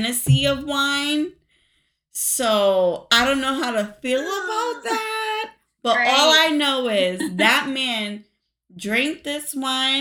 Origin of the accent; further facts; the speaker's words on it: New York, United States; I grew up in New York. To Hispanic parents, Puerto Rican parents